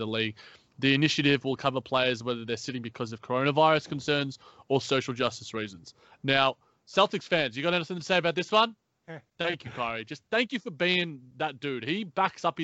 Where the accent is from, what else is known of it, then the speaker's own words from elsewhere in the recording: Australia; accent: Australian; my Australian accent